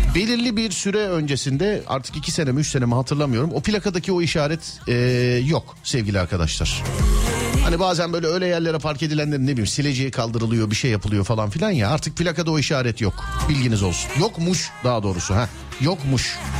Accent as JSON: {"language": "Turkish", "region": "Istanbul", "country": "Turkey", "said": "Ben İstanbulluyum."}